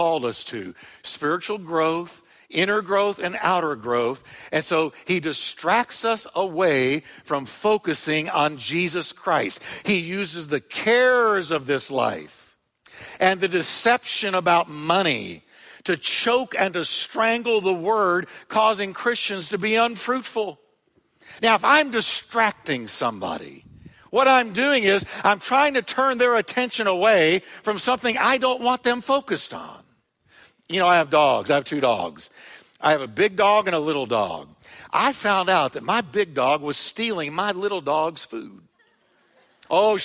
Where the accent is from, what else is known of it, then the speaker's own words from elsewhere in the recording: United States; Growing up in America